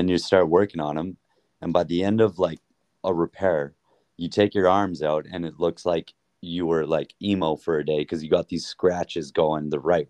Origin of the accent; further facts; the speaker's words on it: Airdrie, Alberta, Canada; Yeah, Calgary. Well, Airdrie. I always just tell everyone when we're traveling, like, Calgary, because nobody knows where Airdrie is, you know?